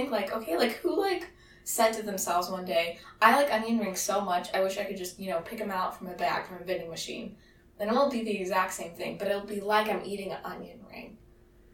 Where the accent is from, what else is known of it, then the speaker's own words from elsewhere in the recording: Greenville, North Carolina, United States; I'm originally from Greenville, North Carolina